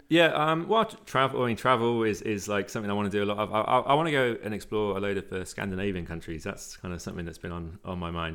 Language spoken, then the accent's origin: English; Cornwall, South West England, United Kingdom; I'm Cornish